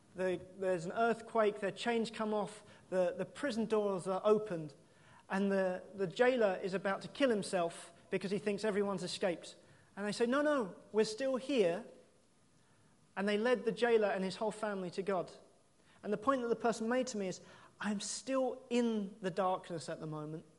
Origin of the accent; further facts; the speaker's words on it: United Kingdom; we're British